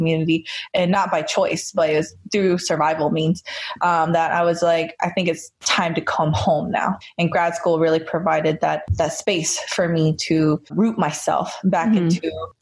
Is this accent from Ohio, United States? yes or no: no; North Carolina, United States; moved away as an adult; also born or lived in Northern California; now in Los Angeles, United States; I grew up in North Carolina